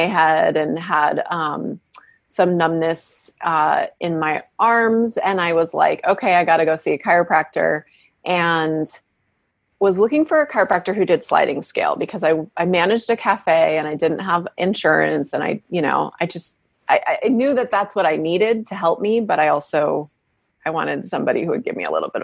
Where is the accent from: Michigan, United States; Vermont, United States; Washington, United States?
Washington, United States; moved away as an adult; also born or lived in Davenport, Iowa / Massachusetts / San Francisco, California; now in Berkeley, United States; And then we moved to Washington, and I grew up in various practices there. And worked in his office as a teenager.